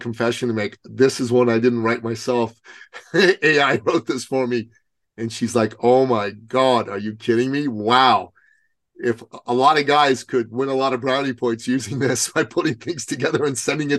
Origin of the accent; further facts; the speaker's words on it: Iran; moved away; I'm Persian. I'm originally from Iran